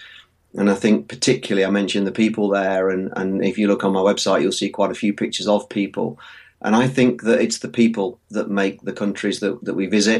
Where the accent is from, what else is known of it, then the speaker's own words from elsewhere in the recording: Nottinghamshire, East Midlands, United Kingdom; I'm a photographer from Nottinghamshire in the UK